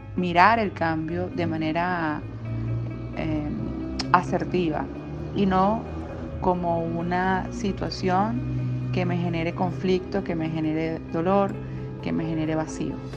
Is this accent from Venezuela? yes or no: yes; Venezuela